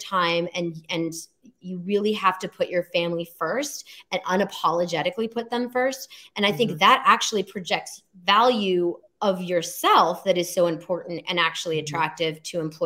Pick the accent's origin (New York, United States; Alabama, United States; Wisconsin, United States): Alabama, United States; moved away as an adult; I came from Alabama, very conservative upbringing